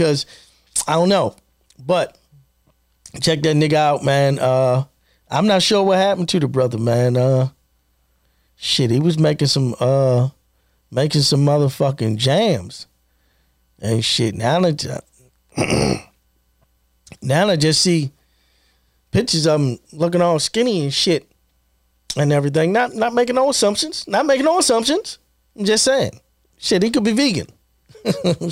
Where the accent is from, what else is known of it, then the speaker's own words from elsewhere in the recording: Baltimore, Maryland, United States; Born and raised in Baltimore.